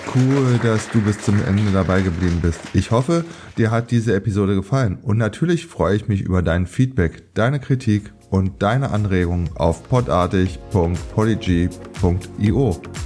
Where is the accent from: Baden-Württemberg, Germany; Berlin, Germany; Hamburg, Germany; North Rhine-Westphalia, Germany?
Berlin, Germany; meine Heimatstadt Berlin